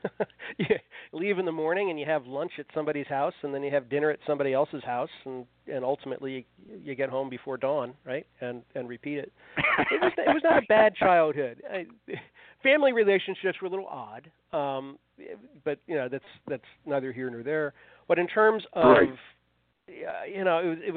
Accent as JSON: {"language": "English", "area": "Fairfax County", "region": "Virginia", "country": "United States", "tie": "born or raised there", "said": "I grew up in Fairfax County, Virginia, which is outside Washington, D.C., now I still live within 6 or 8 miles of the house I grew up in."}